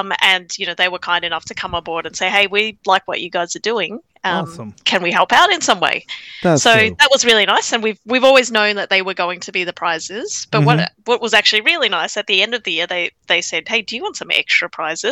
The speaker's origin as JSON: {"language": "English", "country": "Australia", "tie": "born or raised there", "said": "I was born in Australia"}